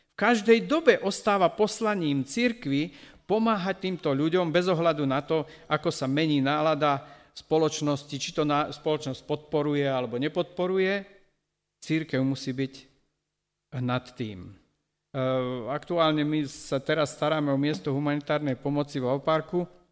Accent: Slovakia; tej farmy, ktorú tam my sme zo Slovenska postavili

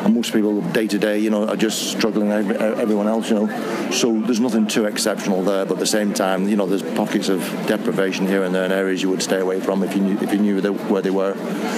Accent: Manchester, North West England, United Kingdom; now in Belfast, United Kingdom; No, I'm from Manchester.

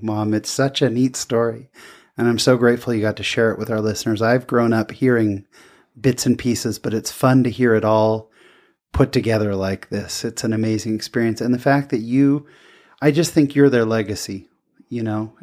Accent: Fullerton, California, United States; I was born in Fullerton

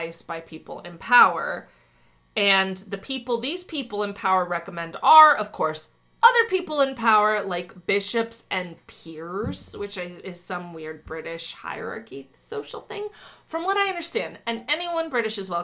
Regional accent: United States; I'm an American

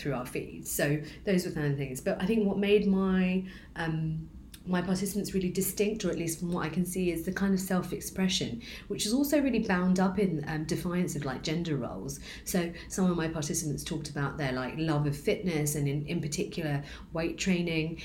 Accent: London, United Kingdom; I am also a British Bangladeshi woman, born in Tower Hamlets

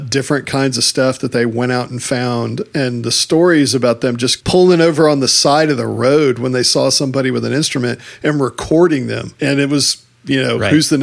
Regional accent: Texas, United States; Being the Texan that I am

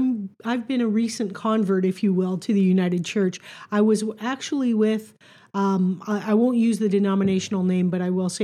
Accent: Welland, Ontario, Canada; also born or lived in Fort Erie; I grew up in Welland Font Hill up until I was about 12, and then we moved to Fort Erie. But so this was like coming home to me.

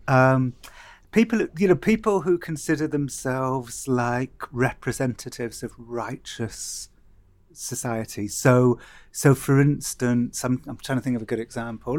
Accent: Cardiff, Wales, United Kingdom; growing up in Cardiff

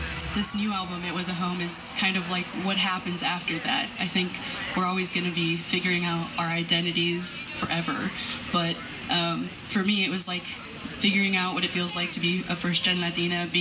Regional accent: Chicago, Illinois, United States; I was born and raised in Chicago

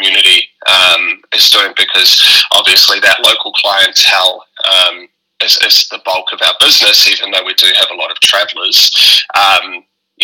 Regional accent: New Plymouth, Taranaki, New Zealand; accent: New Zealand; I was born in New Plymouth, so North Island, West Coast

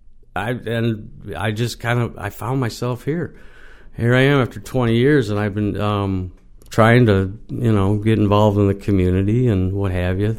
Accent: Buffalo, New York, United States; moved away as an adult; now in Jamestown, United States; Originally from Buffalo

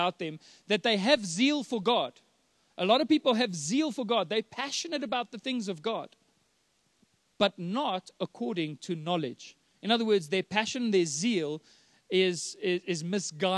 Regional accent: Johannesburg, Gauteng, South Africa; We're from Joburg

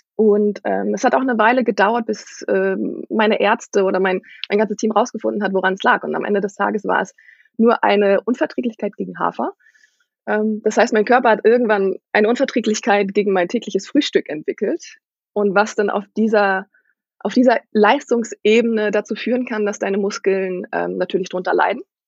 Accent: Schleswig-Holstein, Germany; ich bin in Norddeutschland groß geworden. Und Norddeutschland ist tatsächlich eher eine Handballregion

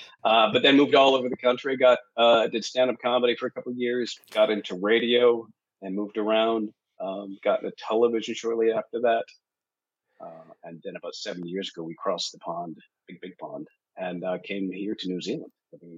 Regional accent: Winnipeg, Manitoba, Canada; moved away; I am from Winnipeg, right in the sort of the Midwest there.

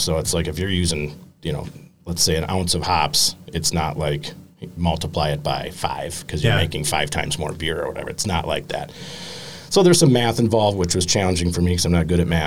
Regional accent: Sturgeon Bay, Door County, Wisconsin, United States; moved away; I felt kind of like a stranger in my own hometown

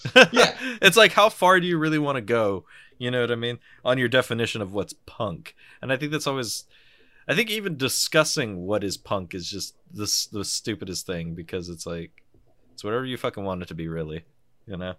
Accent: United States; I'm American, and we pronounce shit wrong.

